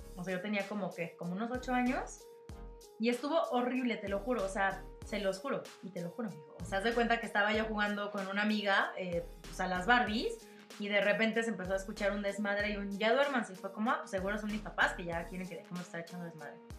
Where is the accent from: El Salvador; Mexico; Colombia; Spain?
Mexico; nosotros que tenemos esta costumbre como mexicanos del 2 de, del de noviembre